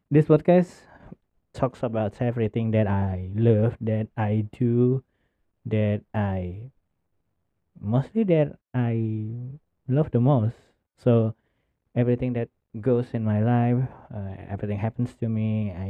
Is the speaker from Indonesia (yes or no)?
yes; Indonesia; English is a second language; I came from Indonesia